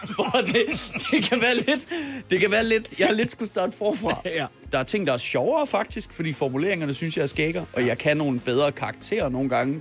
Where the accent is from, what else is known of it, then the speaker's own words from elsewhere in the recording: Denmark; mit eget hjemland